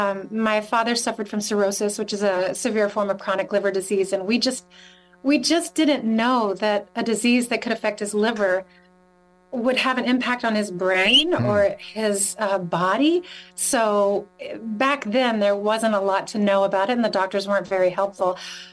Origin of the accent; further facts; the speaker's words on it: North Carolina, United States; moved away as an adult; when I was growing up in North Carolina.